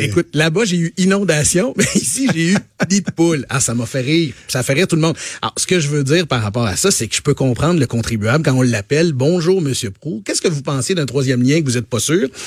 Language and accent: French; Quebec, Canada; je suis du Saguenay-Lac-Saint-Jean